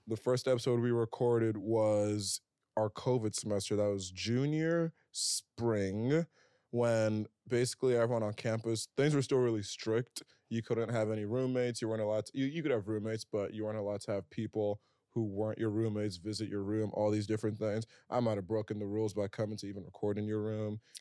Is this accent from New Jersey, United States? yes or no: yes; Princeton, New Jersey, United States; now in New York, United States; I grew up around the Princeton area